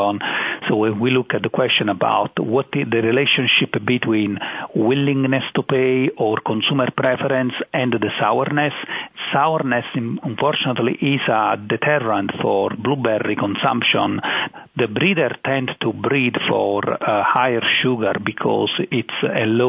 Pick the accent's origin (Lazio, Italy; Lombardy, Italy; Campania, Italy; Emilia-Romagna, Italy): Campania, Italy; Naples area; moved away as an adult; also born or lived in Madison, Wisconsin; now in North Carolina, United States; I'm born and raised in Italy